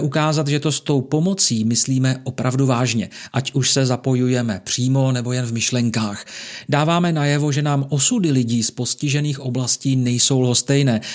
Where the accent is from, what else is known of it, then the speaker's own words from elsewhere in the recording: Czechia; jsme my Češi hodným a empatickým národem